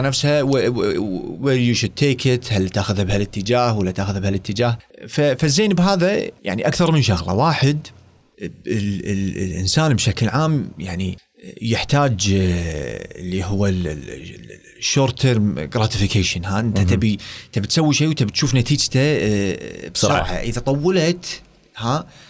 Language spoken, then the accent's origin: Arabic; Kuwait; also born or lived in United States; رديت الكويت وظفت بوزاره الصحه